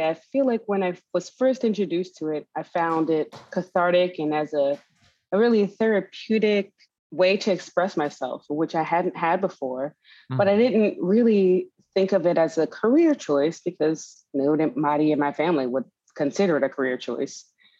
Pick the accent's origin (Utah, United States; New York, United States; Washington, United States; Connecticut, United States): New York, United States; New York City; We're from Queens, and the high arts are not necessarily popular in my part of Queens still to this day.